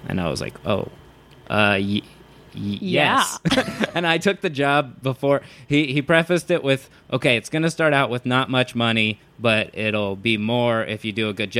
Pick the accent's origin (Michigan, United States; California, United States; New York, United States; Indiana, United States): California, United States; Southern; I grew up in Southern California.